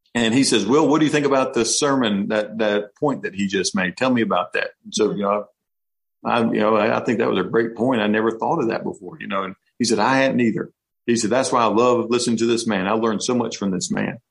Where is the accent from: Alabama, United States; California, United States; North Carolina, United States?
North Carolina, United States; we're from North Carolina